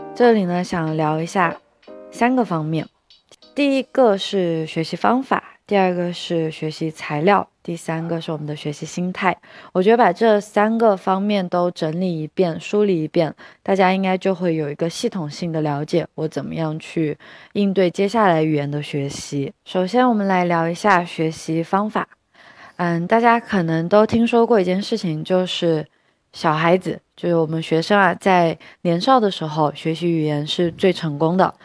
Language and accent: Chinese; China; 作为中国人是有一个很好的资源的